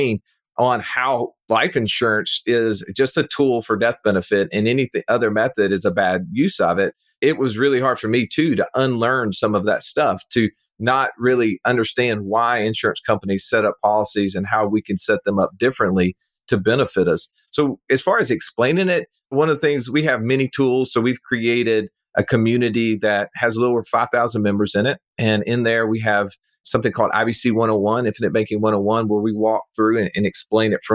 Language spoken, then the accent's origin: English; Birmingham, Alabama, United States; this individual lives in my hometown